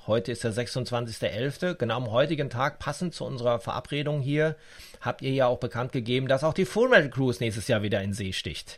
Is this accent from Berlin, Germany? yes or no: no; Dortmund, North Rhine-Westphalia, Germany; Ich komme aus Dortmund